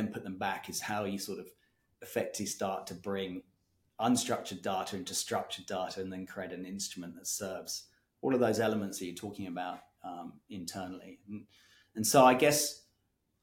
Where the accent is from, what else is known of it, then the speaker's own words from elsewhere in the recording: Kenya; now in Australia; I grew up in Kenya